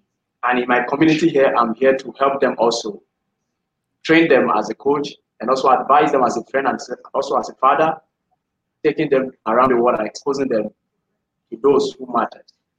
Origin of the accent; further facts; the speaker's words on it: Benue, Nigeria; English is a second language; from Benue State in Nigeria here. But I'm opportune to be in Abuja.